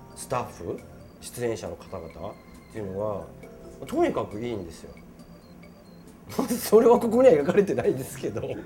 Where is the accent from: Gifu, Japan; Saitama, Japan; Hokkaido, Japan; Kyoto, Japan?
Saitama, Japan; 僕はあの埼玉出身なんですけど